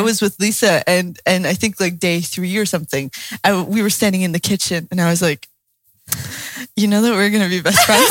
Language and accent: English; the Bible Belt, the South, United States; I grew up in the Bible Belt